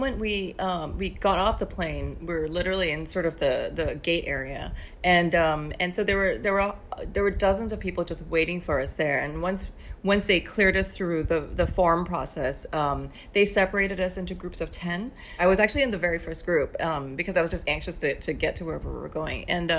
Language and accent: English; New York, United States; I kept thinking, well, you know, I'm a New Yorker.